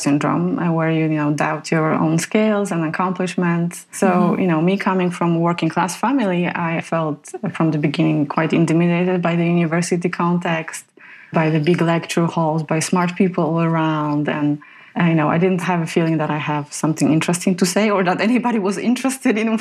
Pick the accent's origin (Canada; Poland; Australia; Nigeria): Poland; moved away; So I come from Poland, a country that suffered the atrocities of Second World War